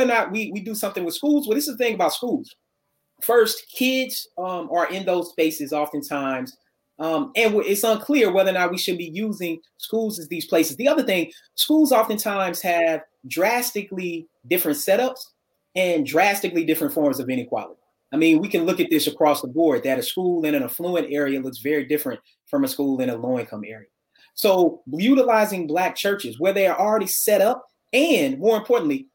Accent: Murfreesboro, Tennessee, United States; moved away as an adult; also born or lived in Memphis, Tennessee; I was born in Murfreesboro, Tennessee, a little bit south of Nashville

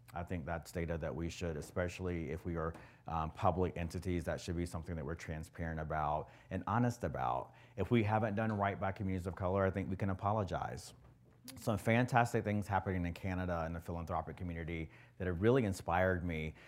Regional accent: the South, United States; I'm from the South, or the South, right?

